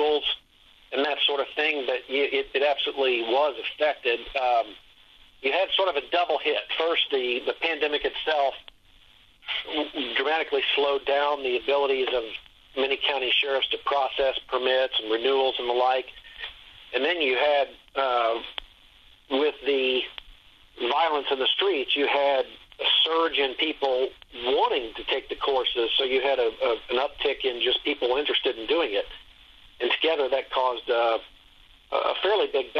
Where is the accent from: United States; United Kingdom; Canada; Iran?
United States; Dayton, Ohio; now in Columbus, United States; Dayton's actually my hometown. And, I live in Columbus area now, for many years. But I grew up in Dayton